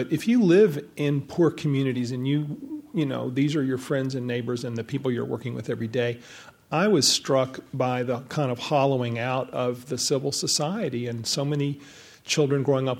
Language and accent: English; the South, United States; I was born in 1955, so the big thing for me was the civil rights movement, growing up in the South.